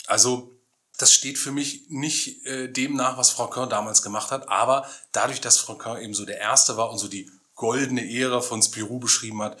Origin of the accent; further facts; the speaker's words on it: Germany; Ja, ich muss als Deutscher auch zeigen, dass ich das verstanden habe, was da ist.